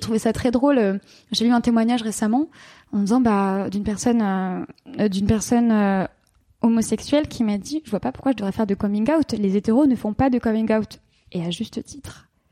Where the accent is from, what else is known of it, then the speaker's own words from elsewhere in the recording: Paris, Île-de-France, France; moved away as an adult; also born or lived in London; à 22 ans, je suis partie, j'ai quitté la France, j'ai quitté Paris, j'ai quitté mes amis, et je suis partie m'installer à Londres